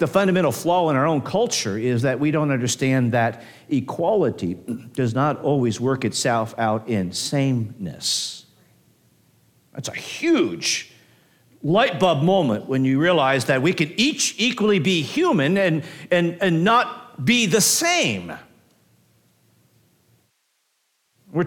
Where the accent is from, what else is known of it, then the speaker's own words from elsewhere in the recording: United States; I'm not ungrateful for being an American